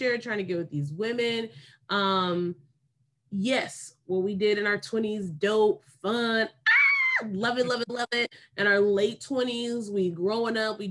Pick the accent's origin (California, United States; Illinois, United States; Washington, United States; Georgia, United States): California, United States; Davis; growing up in Davis